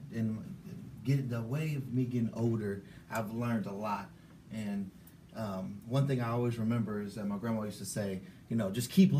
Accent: Bay Area, California, United States; my hometown of the Bay Area.

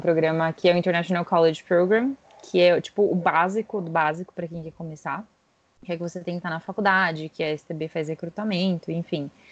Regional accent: São Paulo, Brazil; also born or lived in San Francisco, California; Moro em São Paulo. Sou original de São Paulo

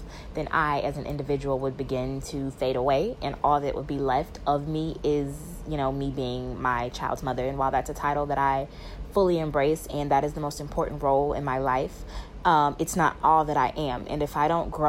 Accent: Atlanta, Georgia, United States; I'm from Atlanta, Georgia.

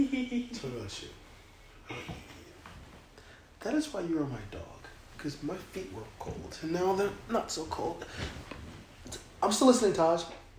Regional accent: California, United States; I'm from California. Maybe I am from California.

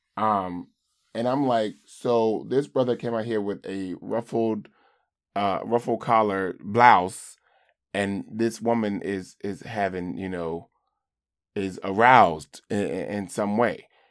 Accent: the South, United States; I grew up in the South or in a rural community

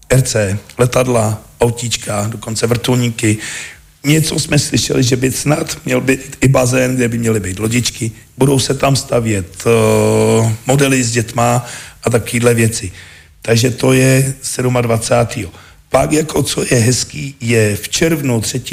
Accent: South Bohemian Region, Czechia; also born or lived in Český Krumlov; Jako u nás v Jižních Čechách těch leteckých dní moc nebejvá

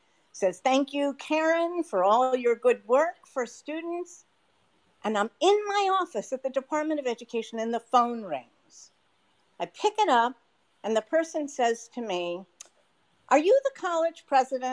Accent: outside of Boston, Massachusetts, United States; I grew up outside of Boston

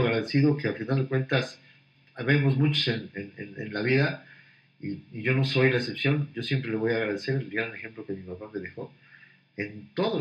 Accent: Puebla, Mexico; also born or lived in Mexico City; yo nací en Puebla, pero volví, un año de mi vida, mi primer año de vida lo viví en México, regresaron a Puebla y aquí me quedé todo

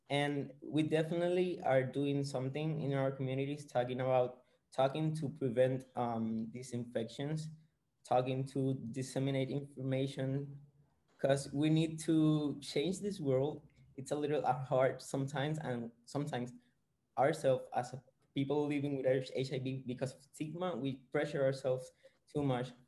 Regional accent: San Juan, Puerto Rico; I'm from San Juan, Puerto Rico.

